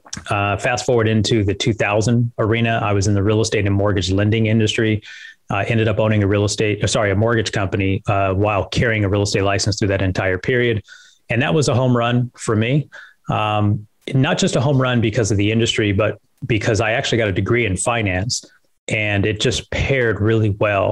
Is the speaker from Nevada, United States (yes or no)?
yes; Las Vegas, Nevada, United States; I grew up in Vegas.